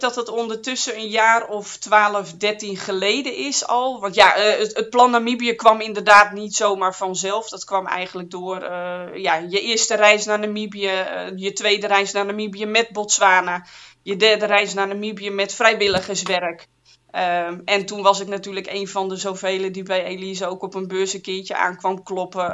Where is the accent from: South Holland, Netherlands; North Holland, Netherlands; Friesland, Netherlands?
Friesland, Netherlands; moved away as an adult; also born or lived in Zwolle / Groningen / Amsterdam; ik ben geboren en getogen in Friesland